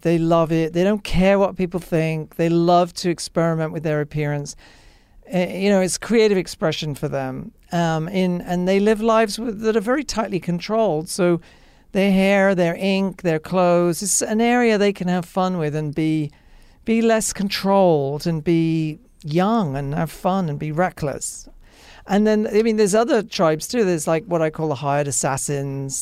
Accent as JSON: {"language": "English", "region": "England", "country": "United Kingdom", "tie": "born or raised there", "moved": "yes", "said": "being an English person, you grow up around it."}